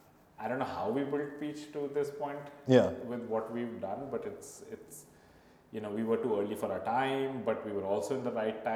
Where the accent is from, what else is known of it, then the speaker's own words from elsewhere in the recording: India; moved away as an adult; also born or lived in Spain; now in South Africa; So I grew up in India, went to school in India